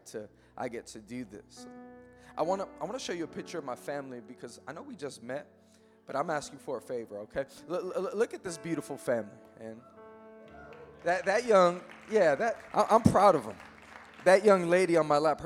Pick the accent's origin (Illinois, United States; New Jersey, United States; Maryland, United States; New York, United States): New York, United States; New York City; I am born and raised in Queens, New York